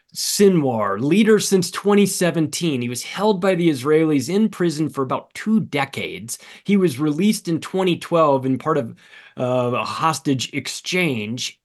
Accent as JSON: {"language": "English", "region": "California", "country": "United States", "moved": "yes", "said": "I'm a Californian, I'm not anymore, but I lived there for thirty-five years"}